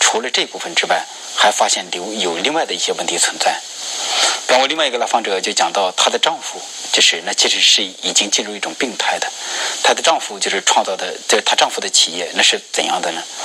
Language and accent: Chinese; rural Hebei, China; 我是河北的农村，我们那边的农村